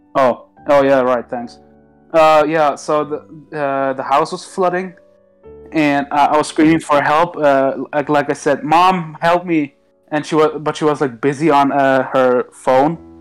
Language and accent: English; Germany; English is a second language; I'm actually Turkish, but I was born in Germany